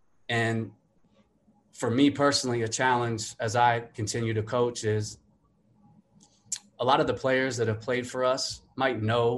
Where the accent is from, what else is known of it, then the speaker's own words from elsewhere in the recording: Colombia; going back to growing up in Colombia, South America, you know, seeing what I saw